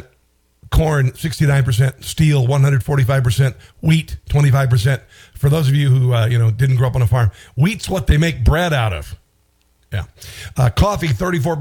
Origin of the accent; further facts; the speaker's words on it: Iowa, United States; moved away; Iowa's my home state